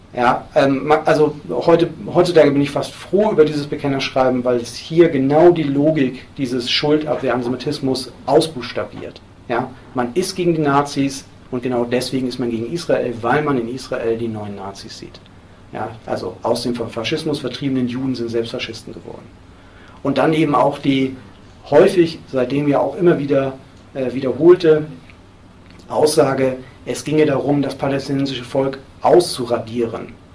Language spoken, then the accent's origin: German; Hamburg, Germany; in Hamburg, wo ich herkomme